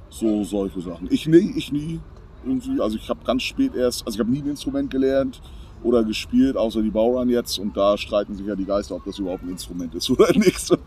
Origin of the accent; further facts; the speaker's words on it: Berlin, Germany; aber ich komme ja aus Berlin und äh, viele meiner Klassenkameraden und Freunde, also ich bin deutsch-amerikanisch eigentlich groß geworden